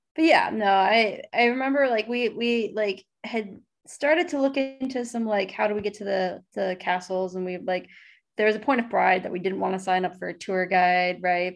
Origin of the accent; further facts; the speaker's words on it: United States; the way you're used to speaking as an American